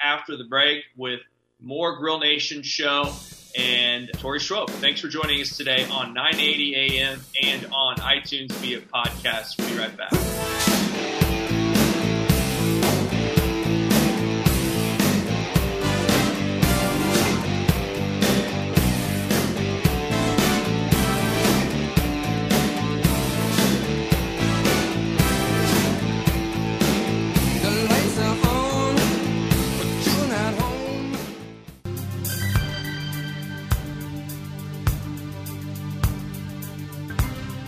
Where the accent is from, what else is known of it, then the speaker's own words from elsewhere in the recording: Kansas City, Missouri, United States; as a former Northlander, I grew up in the Northland